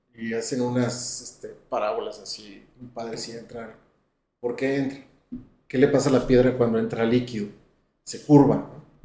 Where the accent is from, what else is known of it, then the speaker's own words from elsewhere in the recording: León, Guanajuato, Mexico; yo soy de León, Guanajuato